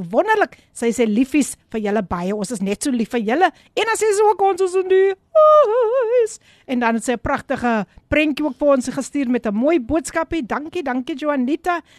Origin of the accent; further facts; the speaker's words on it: Abbotsdale, Western Cape, South Africa; van Abbotsdale, wees gegroet in die oorwinnende naam van Koning Jesus.